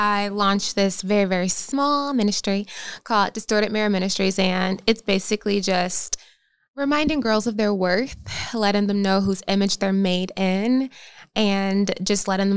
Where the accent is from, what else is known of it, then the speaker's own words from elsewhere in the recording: North Carolina, United States; moved away as an adult; also born or lived in Philadelphia, Pennsylvania; now in Los Angeles, United States; born in Philadelphia, raised in North Carolina, and then I went back to Philadelphia for college.